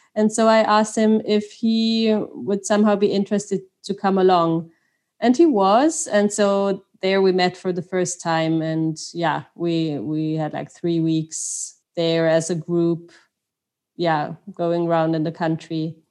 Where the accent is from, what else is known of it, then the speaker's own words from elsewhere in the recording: Austria; first language Swiss German; English is a second language; moved away; also born or lived in Switzerland; I'm from Austria, from a Swiss father and French mom.